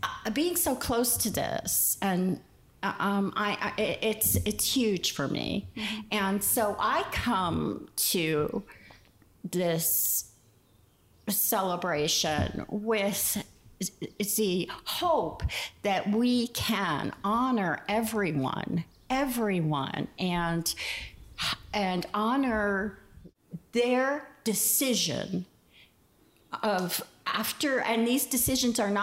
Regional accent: New York City, New York, United States; moved away as an adult; now in Harrison County, United States; I was born and raised in Greenwich Village in New York City.

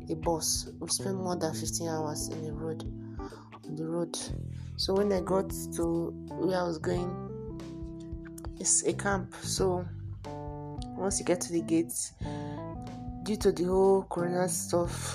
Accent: Port Harcourt, Rivers State, Nigeria; I grew up in Port Harcourt. I was giving birth to in Port Harcourt. I stayed in Port Harcourt all my life

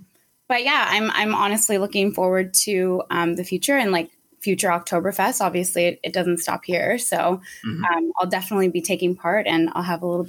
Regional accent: Guelph, Ontario, Canada; moved away as an adult; now in Waterloo, Canada; I'm originally from Guelph. I grew up in Guelph, and I love the downtown area. I used to work downtown at Bobby O'Brien's for 4 years.

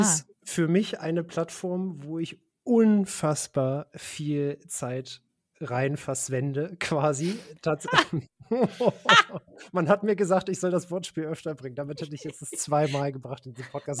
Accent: Braunschweig, Lower Saxony, Germany; wir hatten damals auch einen Metal-Schuppen in Braunschweig, wo ich herkomme

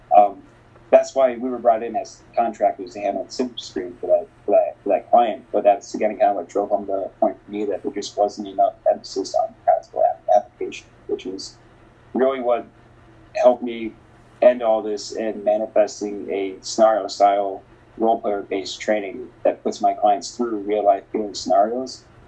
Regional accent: Northwest Indiana, United States; moved away as an adult; also born or lived in Bogota, Colombia; now in Minneapolis, United States; I was raised in the United, in Northwest Indiana specifically

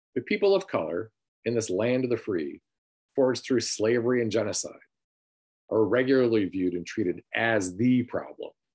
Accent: Sandusky, Michigan, United States; I grew up in Sanilac County, Michigan, in a city called Sandusky, Michigan

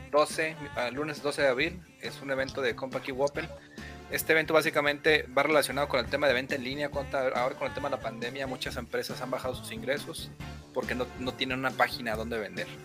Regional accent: Mexico; No sería ideal, como buen mexicano

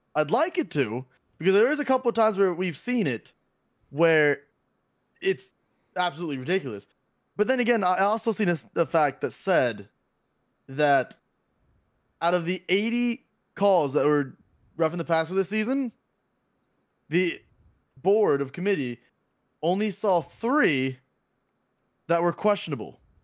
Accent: Florida, United States; born and raised in Florida, uh, still in Florida

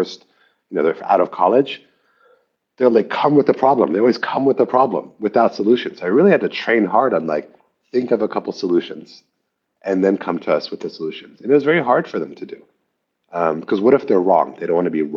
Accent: Palo Alto, California, United States; moved away as an adult; also born or lived in Shanghai, China; I grew up in Palo Alto.

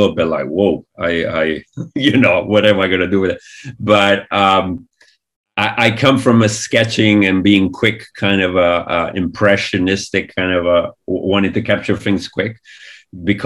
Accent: Italy; moved away as an adult; all this amazing animation that we grew up with in Italy

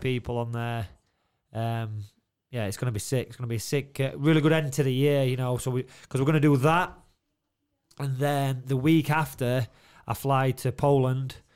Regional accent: Doncaster, Yorkshire and the Humber, United Kingdom; Donnydome, it's like, it's me, it's my hometown. All my mates are there.

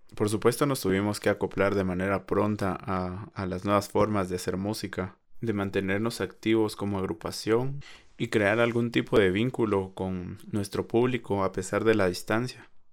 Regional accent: Guatemala; Somos de Guatemala

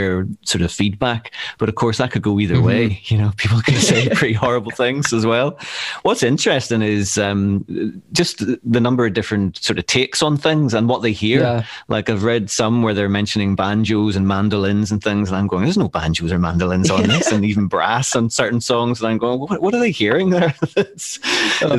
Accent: Northern Ireland, United Kingdom; moved away as an adult; now in Glasgow, United Kingdom; maybe you could tell from my accent. I'm from Northern Ireland, and I've been living in Glasgow over 20 years now

